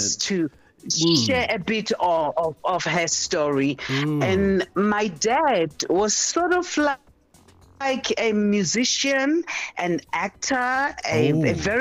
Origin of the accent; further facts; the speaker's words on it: Durban, KwaZulu-Natal, South Africa; I was born in Durban, in KwaZulu-Natal